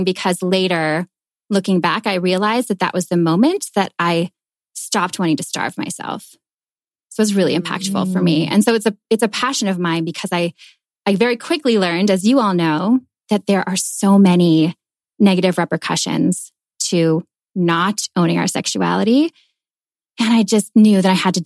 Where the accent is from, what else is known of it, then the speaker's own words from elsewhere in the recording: Minnesota, United States; moved away as an adult; also born or lived in New York / Paris; I'm originally from Minnesota, and I moved to New York and then to Paris after high school.